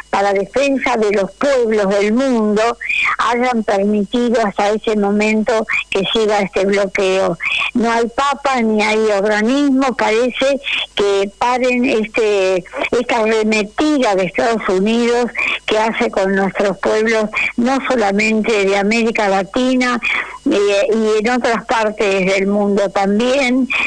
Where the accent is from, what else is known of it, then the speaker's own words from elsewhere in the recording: Argentina; yo estoy orgullosa de mi pueblo